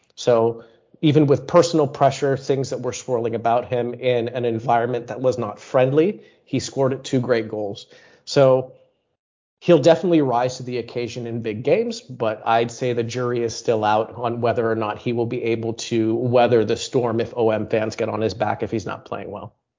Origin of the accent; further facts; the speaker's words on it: United States; I am American